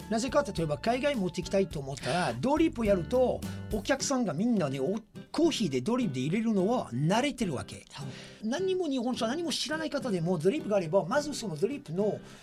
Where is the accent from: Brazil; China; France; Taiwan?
France; Japanese is a second language; now in Japan; 私はフランス人